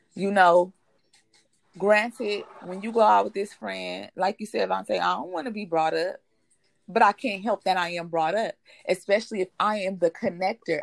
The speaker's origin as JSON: {"language": "English", "town": "Compton", "region": "California", "country": "United States", "said": "we we from Compton. We are from Compton. We are that native background."}